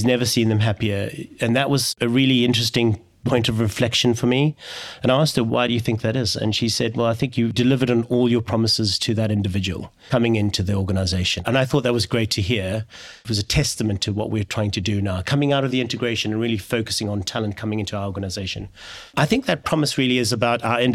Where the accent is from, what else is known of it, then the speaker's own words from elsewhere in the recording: South Africa; moved away; I'm originally from South Africa